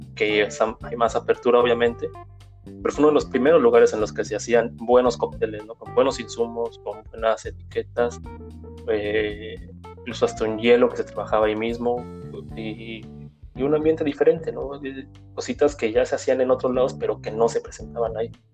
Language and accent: Spanish; Valle de Chalco, State of Mexico, Mexico; moved away as an adult; also born or lived in Nezahualcóyotl / Texcoco / Oaxaca; now in Germany; nací en esa, pues pasaba más tiempo en Valle de Chalco y así hasta la prepa